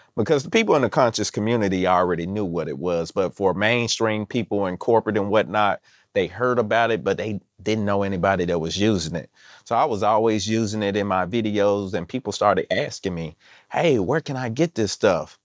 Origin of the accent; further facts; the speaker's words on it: Mississippi, United States; I'm from Mississippi